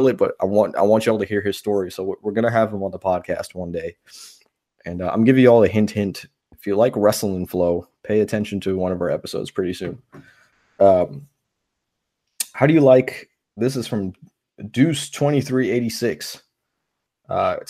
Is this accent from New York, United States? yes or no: yes; New York, United States; moved away; where I grew up in New York